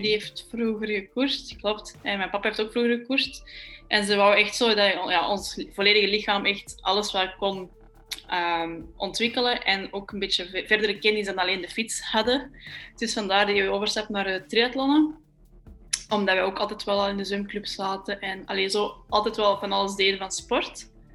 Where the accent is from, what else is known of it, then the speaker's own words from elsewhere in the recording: Belgium; voor ons als Belg